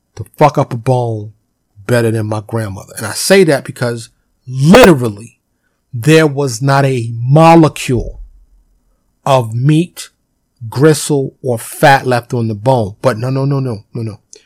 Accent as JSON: {"language": "English", "town": "New York City", "region": "New York", "country": "United States", "tie": "born or raised there", "said": "I was born and raised in Harlem in the South Bronx, you know, in New York City"}